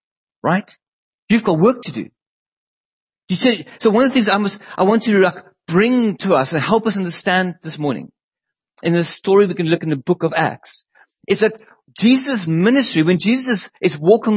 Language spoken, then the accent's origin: English; South Africa; moved away as an adult; now in England, United Kingdom; Leanne grew up in South Africa. And so did